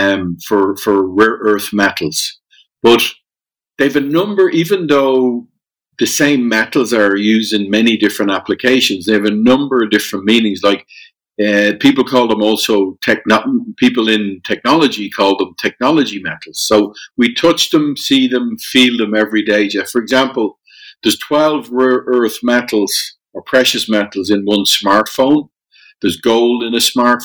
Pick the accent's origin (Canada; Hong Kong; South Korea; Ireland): Ireland; Dublin, Leinster; born or raised there; moved away; also born or lived in Germany